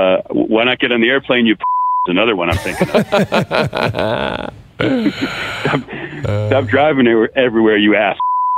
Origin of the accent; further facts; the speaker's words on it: New England, United States; now in Southern California, United States; I'm from New England. I live in Southern California.